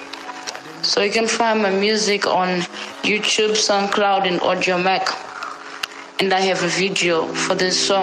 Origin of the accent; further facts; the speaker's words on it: Harare, Zimbabwe; I'm from Marlborough. And I was raised in Marlborough